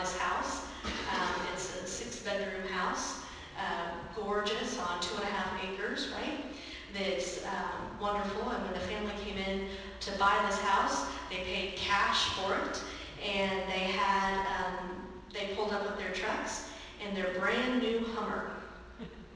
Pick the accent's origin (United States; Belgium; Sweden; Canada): United States; Raymore, Missouri; When I was growing up in Raymore